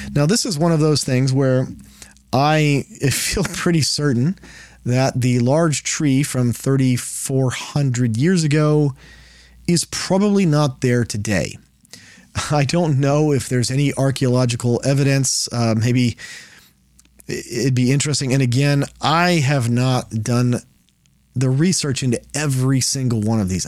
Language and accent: English; Texas, United States; I'm from Texas